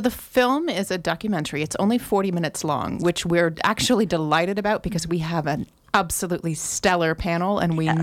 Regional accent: Grass Valley, California, United States; I was born in Grass Valley and have lived here for most of my life

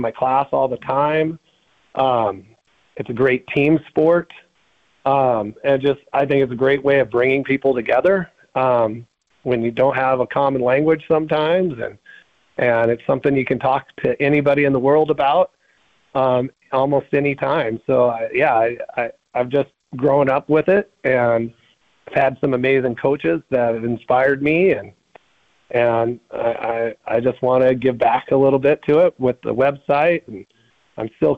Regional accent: Helena, Montana, United States; I grew up in Helena, Montana

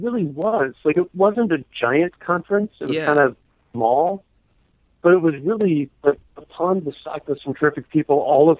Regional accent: New Jersey, United States; also born or lived in Venezuela / Ohio; So I did most of my growing up in New Jersey.

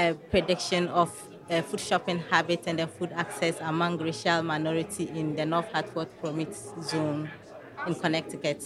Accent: Ghana; moved away as an adult; now in United States; I'm Black, but I'm not from America. I'm from Ghana, in Africa. So I just came here to do my master's

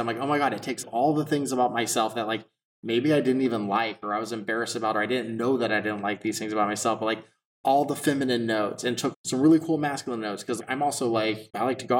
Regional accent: Texas, United States; growing up in Texas

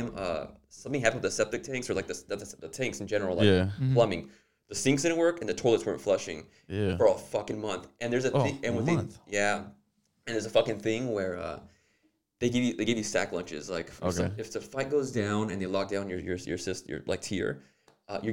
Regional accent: Los Angeles, California, United States; moved away; also born or lived in Douglas, Arizona; I'm from Los Angeles.

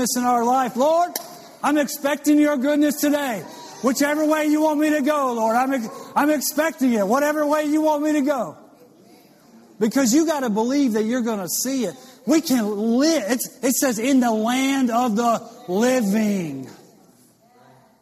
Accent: Louisiana, United States; I went to LSU baseball camp growing up in Louisiana

